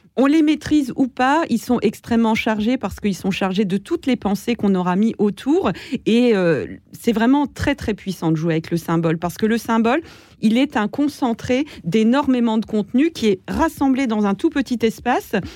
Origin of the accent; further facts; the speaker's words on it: eastern France, France; je viens de l'Est de la France